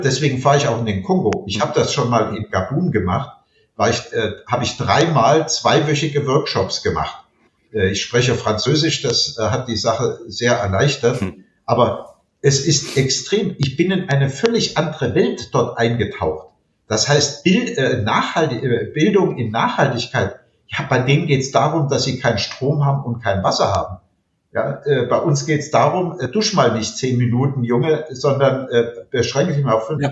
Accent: Alsbach-Hähnlein, Hesse, Germany; in meiner Heimatgemeinde alsbach hänlein an der Bergstraße

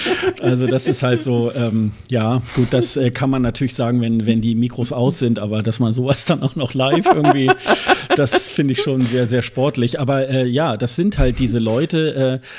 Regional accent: Germany; wir als, als Deutsche

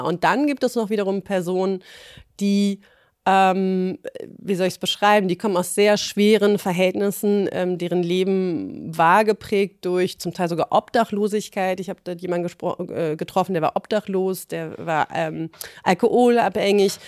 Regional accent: Berlin, Germany; ich als Berlinerin

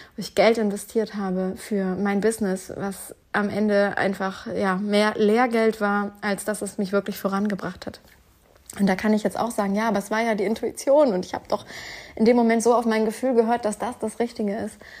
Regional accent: Northern Germany, Germany; also born or lived in Duisburg; Einmal im Norddeutschland in meiner eigentlichen Heimat, wo ich herkomme, wo meine ganze Family lebt

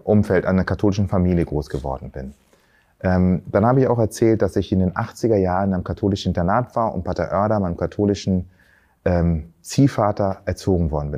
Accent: Berlin, Germany; also born or lived in Tanzania; ursprünglich aus Tansania, bin aber hier in Berlin aufgewachsen

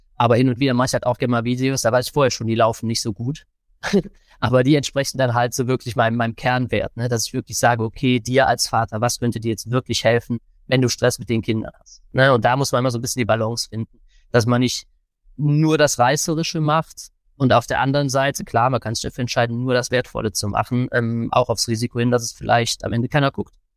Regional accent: Cologne, North Rhine-Westphalia, Germany; ich bin ja aus Köln

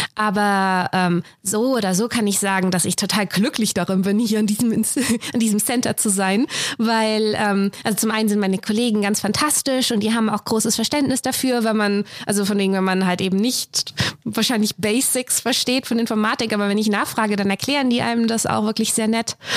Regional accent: Messel, Hesse, Germany; moved away as an adult; also born or lived in Frankfurt am Main / Zürich; now in Saarbrücken, Germany; ich bin aufgewachsen in einem kleinen Ort in der Nähe, das Messel

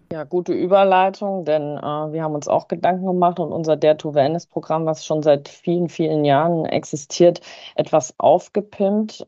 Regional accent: Harz, Germany; im Harz, in meiner Heimat

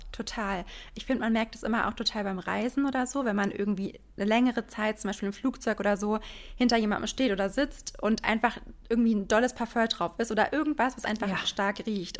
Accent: Frankfurt, Hesse, Germany; ich komme aus Frankfurt

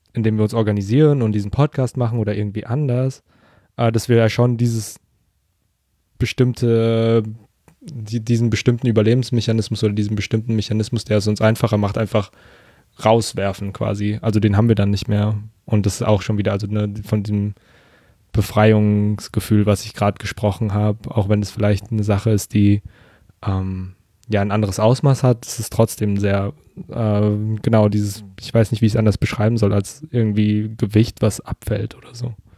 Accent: Germany; ich bin hier in der Gegend aufgewachsen quasi, war nie länger als ein halbes Jahr jetzt weg

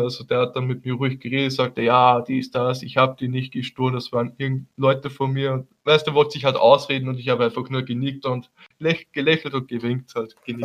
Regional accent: Haag, Austria; als Österreicher

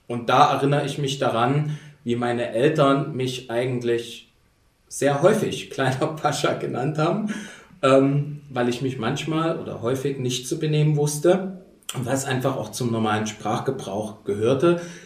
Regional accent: Dresden, Saxony, Germany; now in Berlin, Germany; ich tatsächlich definiere mich auch eher als Sachse, identifiziere mich mit Sachsen. Wichtig. Und vor allen Dingen Dresdner, also das Gegenteil von Leipzig

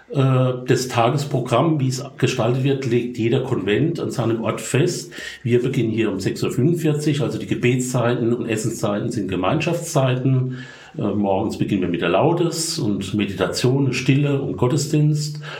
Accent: Rhineland-Palatinate, Germany; accent: Palatinate; Äh, vielleicht vorweg, ich bin Pfälzer. Ich versuche Hochdeutsch zu reden, aber ich hoffe, man versteht mich. Aber der Akzent wird bleiben.

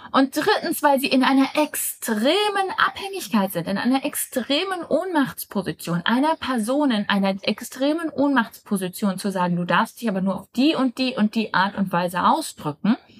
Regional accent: Germany; moved away; Ich nehme aus Deutschland auf. Ich bin momentan meine Herkunftsfamilie besuchen

